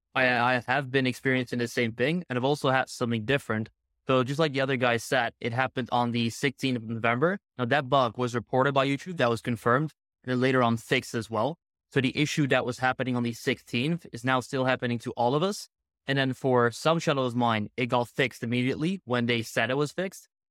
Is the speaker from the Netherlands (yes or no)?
yes; Netherlands; I'm from the Netherlands